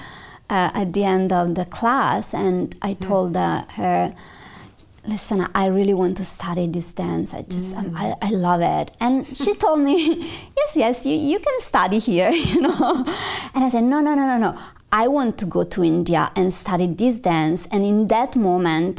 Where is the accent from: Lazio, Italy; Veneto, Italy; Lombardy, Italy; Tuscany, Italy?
Lombardy, Italy; Milan; I'm from Milano